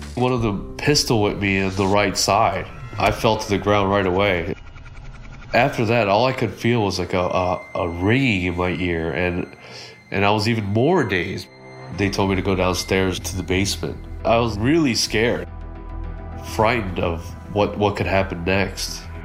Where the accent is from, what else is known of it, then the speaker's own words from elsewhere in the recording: North Wales, Pennsylvania, United States; Growing up in North Wales is just like any other suburban area